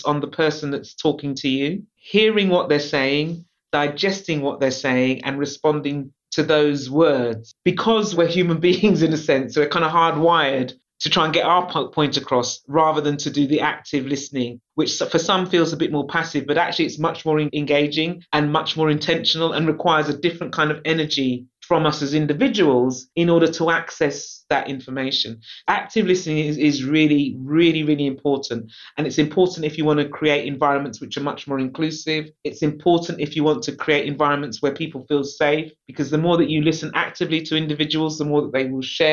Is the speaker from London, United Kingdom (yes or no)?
yes; London, United Kingdom; I'm a Londoner, so I was born in London. I love London